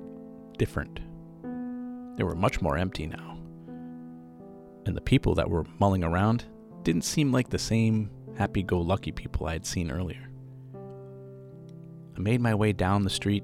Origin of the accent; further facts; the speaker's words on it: Boston, Massachusetts, United States; Now, I'm from the Boston area